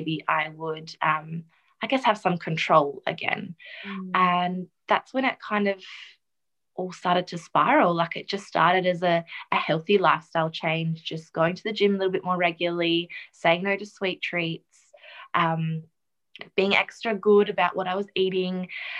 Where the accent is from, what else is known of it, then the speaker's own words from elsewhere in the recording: the Wheatbelt, country Western Australia, Australia; also born or lived in South Africa; now in Perth, Australia; I grew up in South Africa. I was actually born there. And we moved here when I was about 8 with my immediate family into the country. So country WA in the wheat belt.